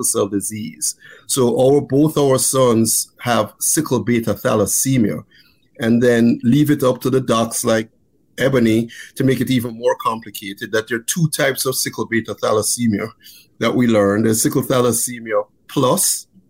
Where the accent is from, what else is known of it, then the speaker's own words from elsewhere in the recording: Jamaica; also born or lived in Texas / Maryland; now in United States; I grew up in Jamaica